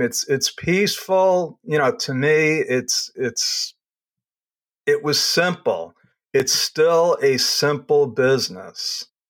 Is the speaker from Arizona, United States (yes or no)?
no; Long Island, New York, United States; also born or lived in Brooklyn; I grew up on Long Island